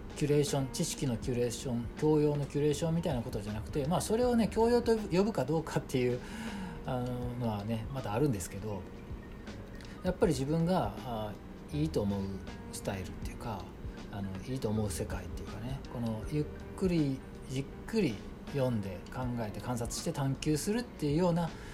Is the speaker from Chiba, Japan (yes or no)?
no; Osaka, Japan; now in Kyoto, Japan; 大阪生まれで、まあ、主に京都に今はいるんで